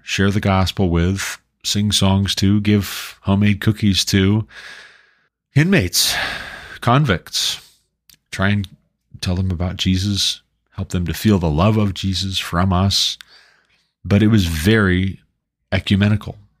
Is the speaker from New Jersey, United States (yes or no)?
no; Montana, United States; moved away as an adult; also born or lived in Southern Ohio; now in Colorado, United States; until we moved away from Southern Ohio back to my home state of Montana